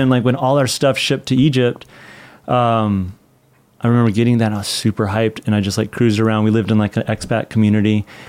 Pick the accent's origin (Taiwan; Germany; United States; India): Taiwan; born there; Cairo, but no, I was born in Taiwan.